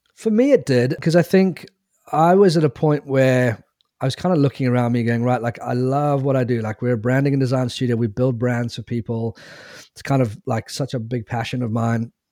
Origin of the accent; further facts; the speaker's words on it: South Africa; also born or lived in England; moved to South Africa when I was nine years old